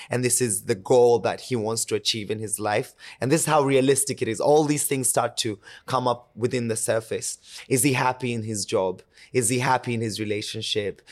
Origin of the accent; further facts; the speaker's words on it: Kenya; moved away; born and raised in Kenya. I lived majority of my life there